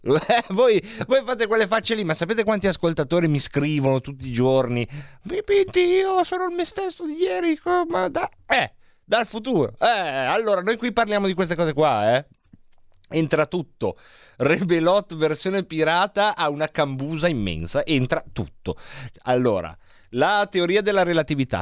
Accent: Varese, Lombardy, Italy; di Varese

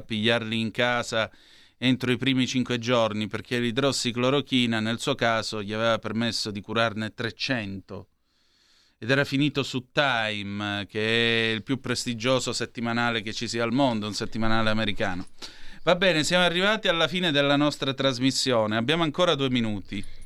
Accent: Vibo Valentia, Calabria, Italy; moved away; alla stazione di Vibo Valencia Pizzo, giù in Calabria da dove vengo io

